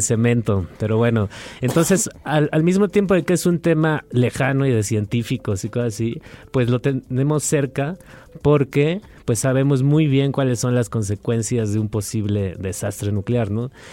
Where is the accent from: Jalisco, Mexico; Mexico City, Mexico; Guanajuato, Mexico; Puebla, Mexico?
Mexico City, Mexico; como chilangos y chilas